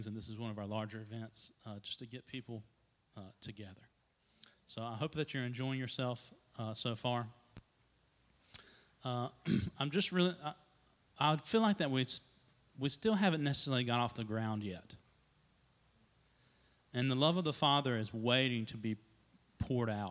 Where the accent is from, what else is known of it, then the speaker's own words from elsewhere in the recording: Trinity, North Carolina, United States; I grew up here in the Trinity area, which is not very far down the road, on a little tobacco farm